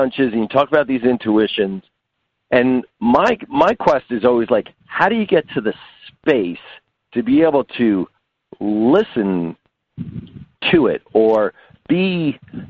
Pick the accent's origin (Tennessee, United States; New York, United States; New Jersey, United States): New Jersey, United States; I'm from Jersey